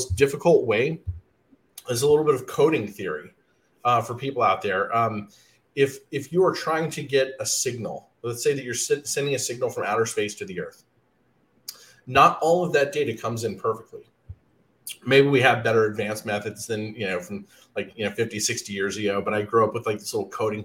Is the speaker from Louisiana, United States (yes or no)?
no; Alabama, United States; I grew up in Alabama